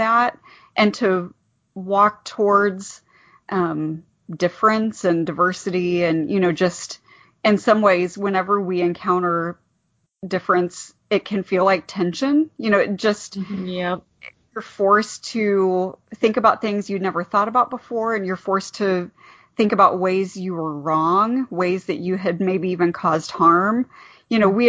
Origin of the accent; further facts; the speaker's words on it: Ohio, United States; moved away as an adult; now in Goshen, United States; I'm from Ohio originally. I'm not from this area at all